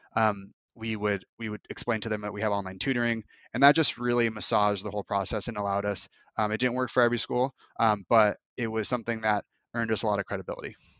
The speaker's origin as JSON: {"language": "English", "country": "United States", "also_born_or_lived": "Los Angeles / Moscow / Bali", "said": "living in Moscow for four months as an American"}